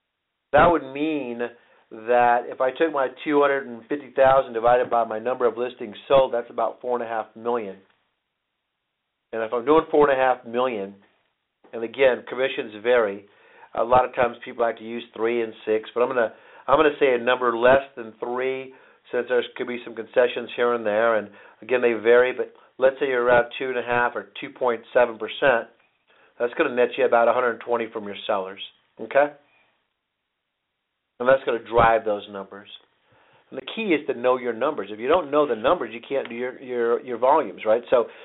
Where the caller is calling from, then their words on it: Phoenix, Arizona, United States; I'm calling out from Phoenix today